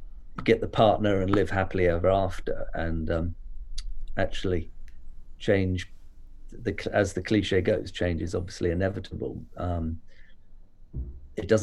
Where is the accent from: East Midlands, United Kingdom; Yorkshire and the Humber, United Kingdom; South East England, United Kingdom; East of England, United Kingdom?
South East England, United Kingdom; Hampshire; also born or lived in Reading, Berkshire / London / Japan; moved to Hampshire when I was fairly young. Went to school here, boarding school